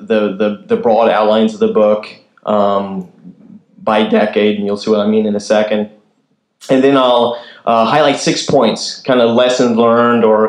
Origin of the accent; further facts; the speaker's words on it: Kansas, United States; moved away; I'm originally from Kansas